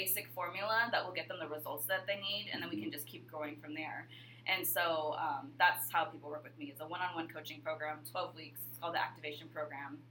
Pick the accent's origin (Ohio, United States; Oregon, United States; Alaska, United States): Alaska, United States; moved away as an adult; also born or lived in Hawaii; growing up in Alaska, you're so isolated from everyone else